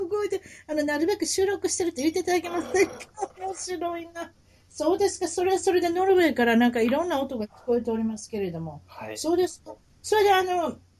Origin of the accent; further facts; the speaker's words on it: Kansai, Japan; 関西人ですから